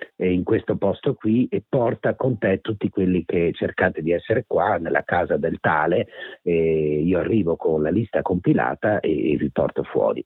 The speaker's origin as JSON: {"language": "Italian", "town": "Venice", "region": "Veneto", "country": "Italy", "tie": "born or raised there", "said": "io sono originario di Mestre, vicino a Venezia"}